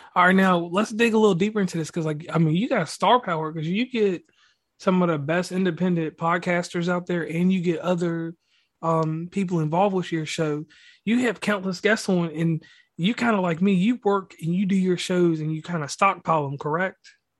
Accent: Virginia, United States; now in West Virginia, United States; I'm a native actually of Virginia

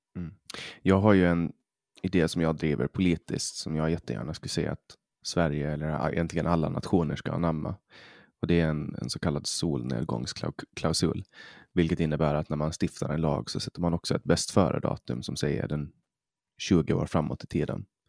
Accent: Åland Islands; first language Swedish; vi är ålänningar

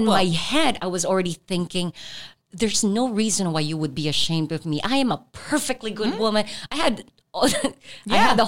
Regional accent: Philippines; I'm Filipino

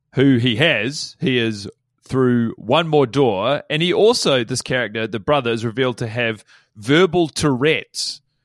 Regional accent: United States; now in New Zealand; I'm an American

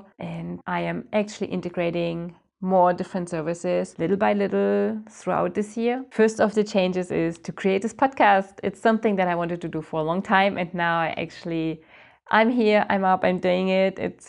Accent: Germany; moved away as an adult; now in France; I came to France from Germany with my husband at that time.

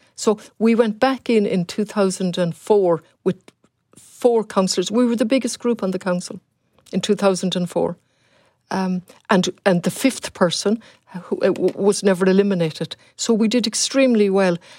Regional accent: Galway, Connacht, Ireland; also born or lived in Leeds / Ballinasloe; I'm from Galway originally.

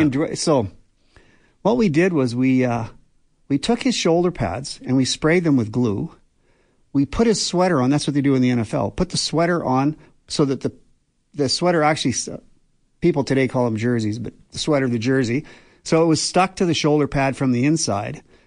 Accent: Banff, Alberta, Canada; I grew up in Banff

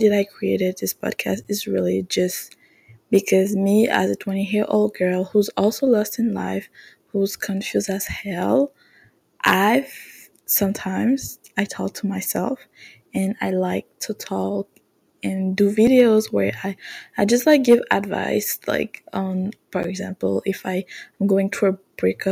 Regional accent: Canada; English is a second language; I'm French Canadian, so my accent might not be the best

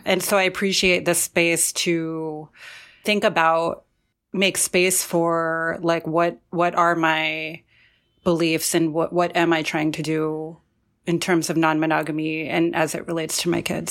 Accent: Central New Jersey, United States; also born or lived in Forest Hills, Queens, New York; I was born in Queens, um, in Forest Hills, but we had recently moved to Central New Jersey

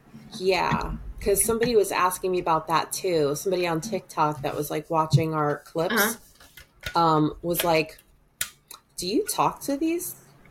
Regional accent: New Jersey, United States; I'm from New Jersey

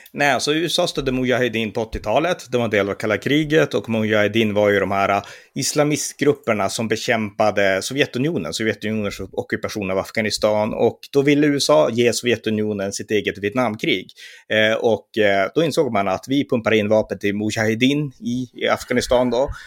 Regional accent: Sweden

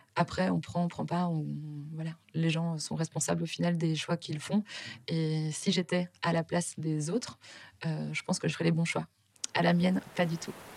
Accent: Belgium; moved away as an adult; now in Paris, France; je suis belge

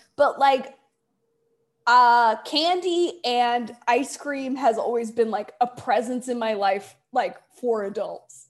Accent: Delaware, United States; also born or lived in Indiana / Cameroon; I grew up in Delaware

